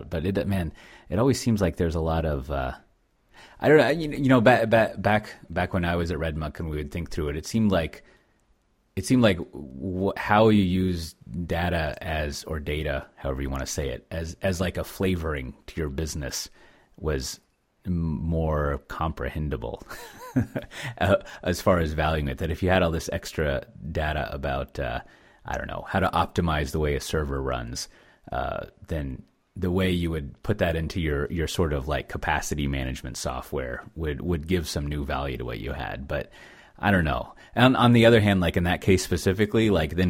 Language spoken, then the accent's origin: English; Texas, United States; as a Texan